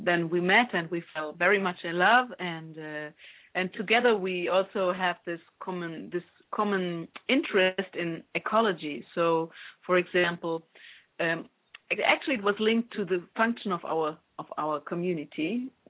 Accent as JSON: {"language": "English", "country": "Germany", "tie": "born or raised there", "moved": "as an adult", "lives_now": "Italy", "said": "I grew up in Germany. And since I was 19 years old, I lived in Italy."}